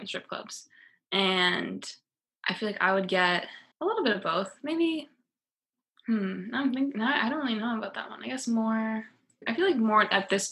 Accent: East Coast, United States; moved away as an adult; also born or lived in Los Angeles; I'm from the East Coast

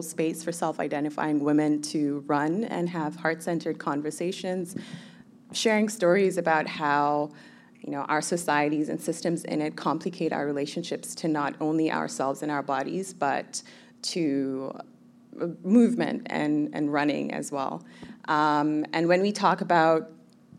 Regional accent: Kenya; also born or lived in Somalia / Toronto, Canada; now in Vancouver, Canada; I was born in Somalia. I grew up in Kenya, and I moved to Canada in 2005

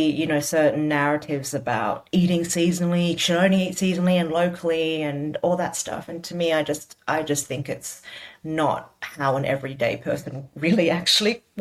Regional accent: Australia; I am proudly Chinese, I'm proudly Australian, and this is how I cook.

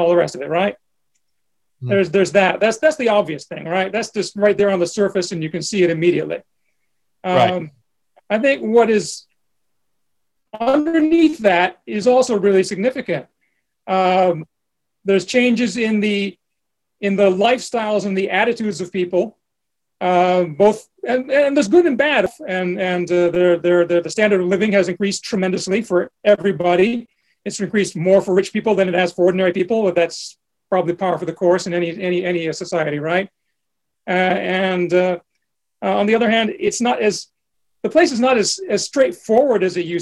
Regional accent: New Jersey, United States; moved away; growing up in New Jersey

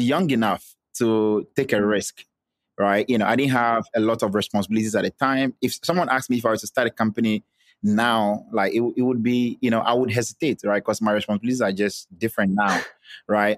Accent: Volta, Ghana; I'm from Ghana. I was born and I grew up and schooled in Ghana. I'm specifically from the Volta region

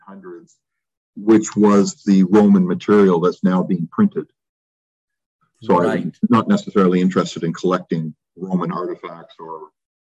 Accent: Canada; When you're Canadian, you tend to look outside all the time.

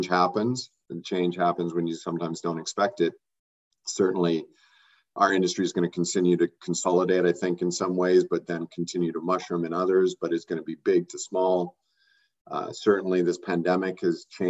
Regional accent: Canada; as Canadians and as a Canadian life sciences community

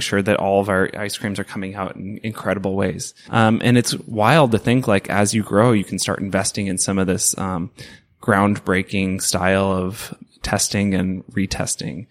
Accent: Portland, Oregon, United States; I grew up in the Portland food scene. Like, this is, it's my home

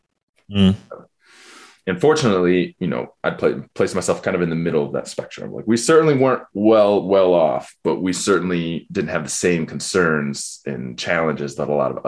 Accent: Ann Arbor, Michigan, United States; growing up in Ann Arbor.

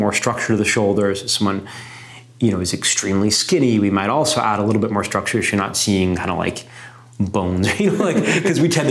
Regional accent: New York, United States; being like, you know, an American and being particularly a New Yorker

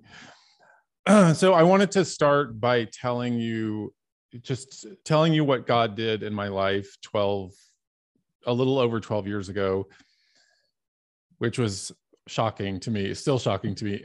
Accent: Dallas, Texas, United States; moved away; also born or lived in Hollywood; I grew up in Dallas, Texas, and I was the youngest of eight kids.

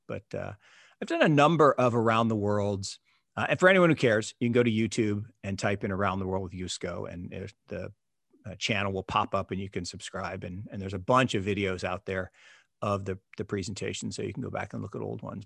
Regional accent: Seattle, Washington, United States; I grew up in Seattle.

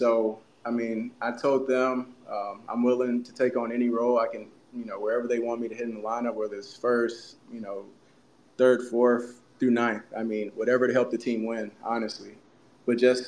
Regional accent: Memphis, Tennessee, United States; growing up in Memphis

